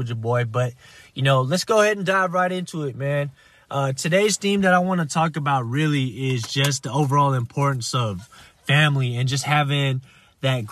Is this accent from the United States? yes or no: yes; United States; I was born here in the States